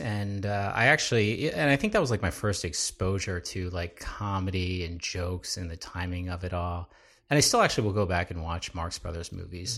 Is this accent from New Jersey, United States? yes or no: yes; New Jersey, United States; I'm a, uh, South Jersey boy